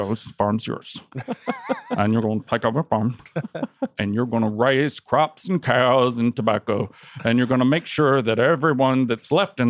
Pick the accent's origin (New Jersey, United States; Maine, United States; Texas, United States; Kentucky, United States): Kentucky, United States